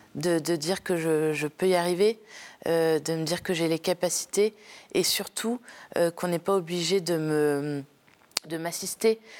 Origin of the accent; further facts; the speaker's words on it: Paris, Île-de-France, France; je viens de Paris. Paris 17e. donc je suis née dans une très grande famille